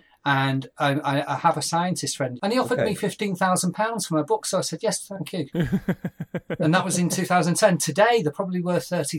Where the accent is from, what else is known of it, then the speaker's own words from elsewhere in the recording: United Kingdom; My morals and my philosophies were laid out by watching Doctor Who as a Brit